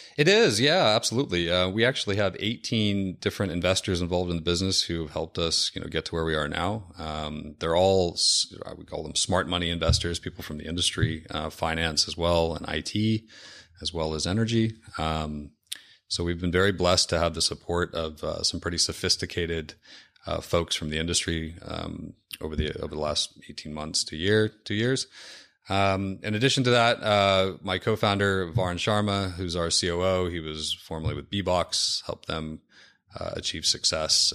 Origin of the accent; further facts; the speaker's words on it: Seattle, Washington, United States; I'm from Seattle. Uh, grew up, um, in the Seattle area